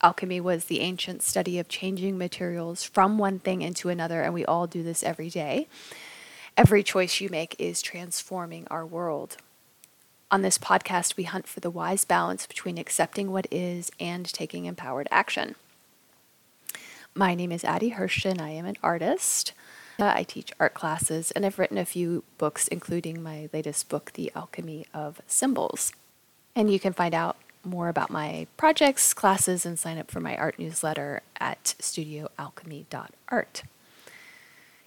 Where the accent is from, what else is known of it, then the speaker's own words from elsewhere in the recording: Raleigh, North Carolina, United States; moved away; Luke and I are both from Raleigh, North Carolina. And when I was a teenager, I had a couple of bad things happen. And then I decided, okay, the whole town sucks